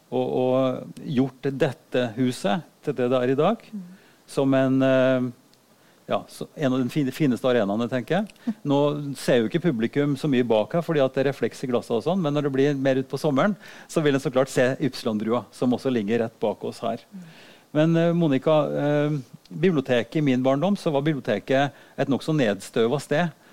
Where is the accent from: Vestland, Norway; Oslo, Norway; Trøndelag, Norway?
Trøndelag, Norway; Oppdal; Og da gikk jeg på biblioteket hjemme i Oppdal og så plukka jeg den aller tynneste boka jeg fant.